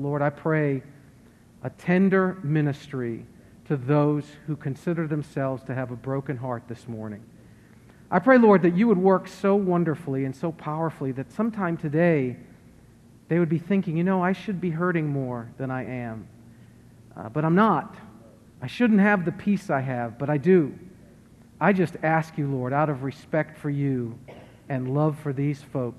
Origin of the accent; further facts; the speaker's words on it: Worcester, Massachusetts, United States; moved away; I'm from Worcester, Massachusetts, and there's a heavy Roman Catholic presence.